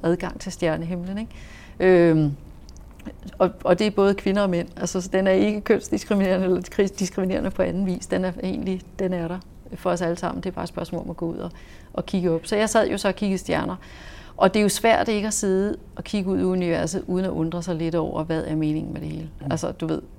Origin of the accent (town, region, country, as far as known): Denmark; also born or lived in Saudi Arabia